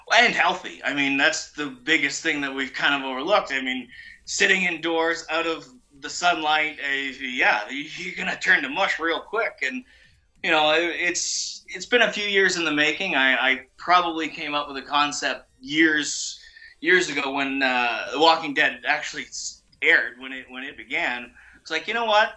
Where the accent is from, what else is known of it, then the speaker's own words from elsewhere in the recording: Canada; I'm Canadian